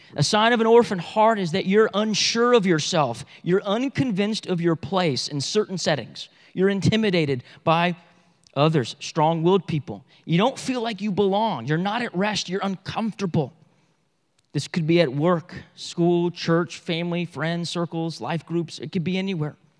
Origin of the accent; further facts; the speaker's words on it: Bible Belt, the South, United States; we're from the South, Bible Belt South